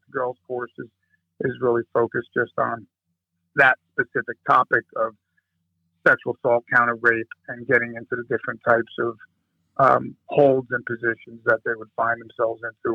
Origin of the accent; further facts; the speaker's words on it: New Jersey, United States; I'm originally from East Coast, Jersey specifically. Uh, grew up there right across the river from Manhattan, Bronx, Brooklyn, Queens area there, but in, in Jersey